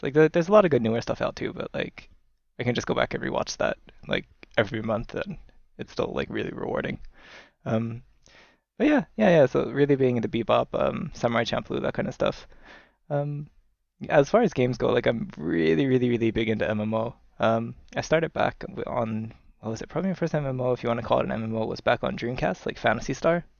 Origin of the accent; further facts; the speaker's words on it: United States; now in Tokyo, Japan; I'm originally from the United States